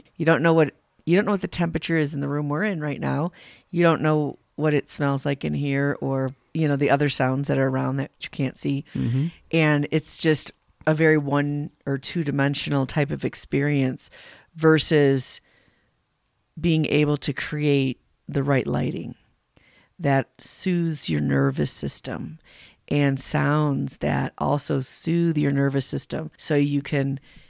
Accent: Illinois, United States; now in Colorado, United States; When we were growing up in Illinois

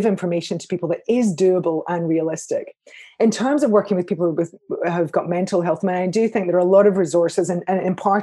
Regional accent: Scotland, United Kingdom; I'm a Scot

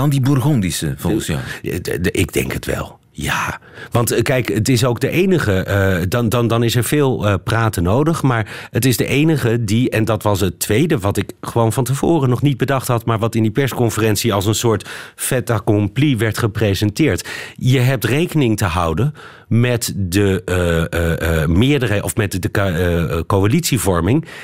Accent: Belgium; dubbel gefaald, moet ik bekennen. Oh. Als Belg.

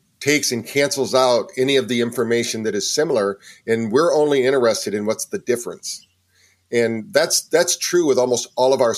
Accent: Battle Creek, Michigan, United States; also born or lived in San Francisco, California / Virginia Beach, Virginia; now in North Carolina, United States; I'm originally from Battle Creek, Michigan, and by way of San Francisco to here. I've lived in quite a few places.

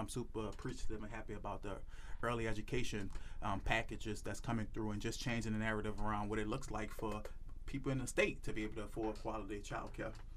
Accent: New Orleans, Louisiana, United States; I'm from New Orleans

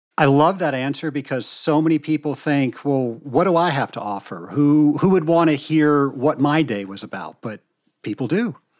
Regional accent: the South, United States; I'm from the South, so we have expressions for everything.

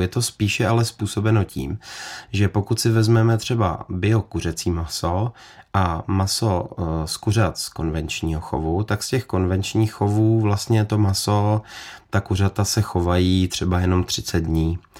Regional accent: Czechia; tady jako u nás v Čechách

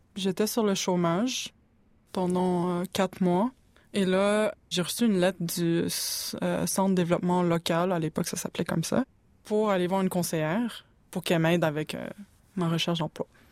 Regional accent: Montreal, Quebec, Canada; je suis née à Montréal

